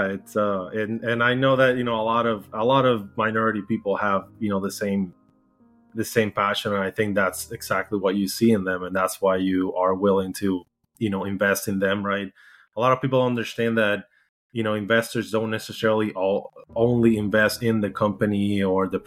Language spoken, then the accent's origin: English; Puerto Rico; English is a second language; moved away as an adult; now in United States; I'm from Puerto Rico, originally born and raised.